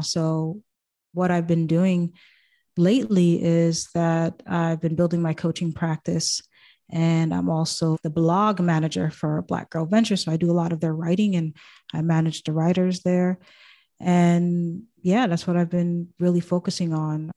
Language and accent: English; Boston, Massachusetts, United States; also born or lived in Haiti / Thailand / Japan; I was born and I was there until I was five years old, and that's when I came to the States. Grew up in Boston